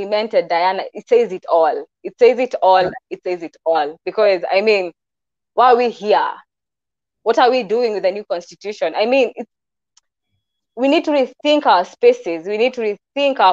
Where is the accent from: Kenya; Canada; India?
Kenya; Kikuyu, Central Kenya; I'm from the Kikuyu culture